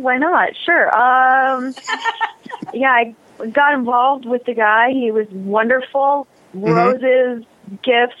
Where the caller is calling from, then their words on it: Detroit, Michigan, United States; I'm calling from Detroit.